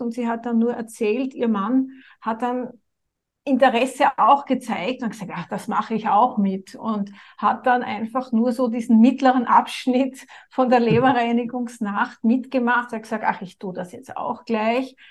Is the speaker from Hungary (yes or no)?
no; Austria; bei uns in Österreich